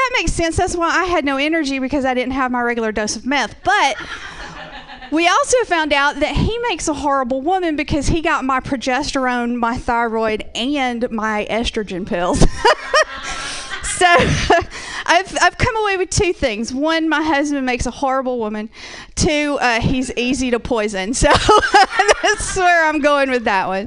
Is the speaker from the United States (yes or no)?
yes; Georgia, United States; accent: Southern; moved away; I am originally from the South. I'm originally from Georgia. That's where I get this wonderful little accent from